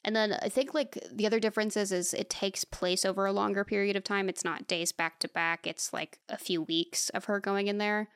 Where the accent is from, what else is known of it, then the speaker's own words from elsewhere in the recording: United States; as an American